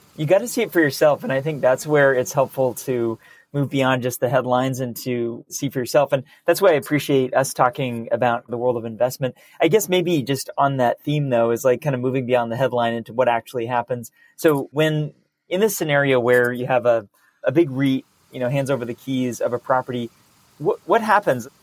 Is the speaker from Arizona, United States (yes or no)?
no; San Francisco, California, United States; my hometown